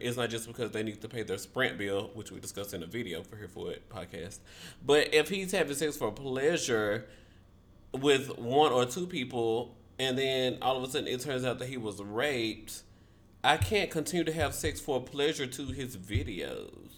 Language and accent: English; Memphis, Tennessee, United States; Shout out to Memphis. That's my hometown.